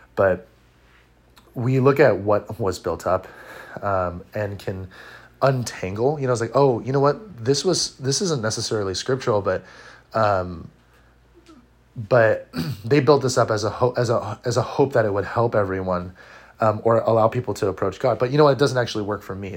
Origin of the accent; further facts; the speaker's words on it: Orange County, California, United States; I'm from Orange County, California. Uh, I was born and raised here.